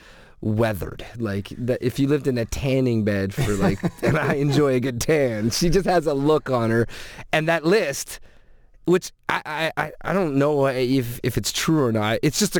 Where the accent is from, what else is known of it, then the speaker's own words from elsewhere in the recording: Scotland, United Kingdom; I'm Scottish